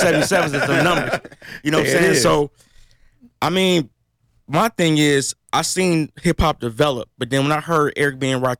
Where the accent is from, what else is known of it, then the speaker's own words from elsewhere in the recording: Kankakee, Illinois, United States; Kankakee is where I was born and raised.